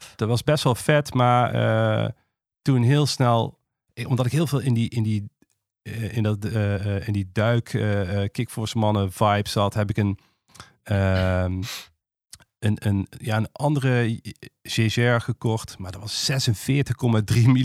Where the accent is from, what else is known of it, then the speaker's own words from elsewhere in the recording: Maastricht, Limburg, Netherlands; ik kom uit Maastricht. En eh, als je uit het zuiden komt, zijn twee dingen zeker. Ten eerste word je eh, katholiek opgevoed